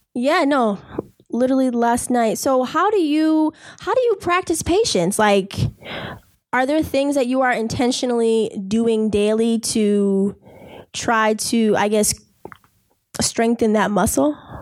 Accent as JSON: {"language": "English", "town": "Boston", "region": "Massachusetts", "country": "United States", "tie": "born or raised there", "said": "from Boston, as in being born and raised in Boston"}